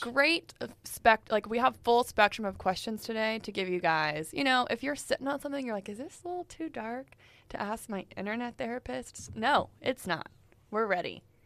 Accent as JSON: {"language": "English", "region": "Texas", "country": "United States", "said": "in Texas, we do have legit rodeos."}